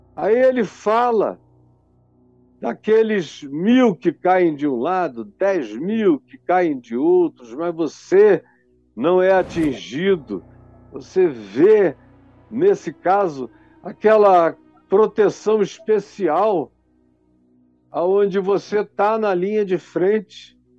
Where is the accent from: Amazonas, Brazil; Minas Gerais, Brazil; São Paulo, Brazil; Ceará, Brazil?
Amazonas, Brazil; Manaus; quando eu era jovem, lá na minha cidade de Manaus